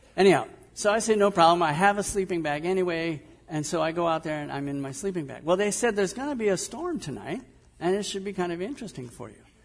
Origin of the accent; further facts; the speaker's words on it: Southern California, United States; moved away; also born or lived in Midwest; I grew up in Southern California